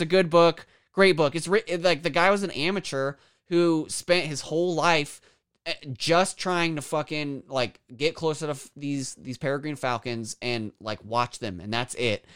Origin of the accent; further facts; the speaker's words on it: Kansas, United States; I'm from Kansas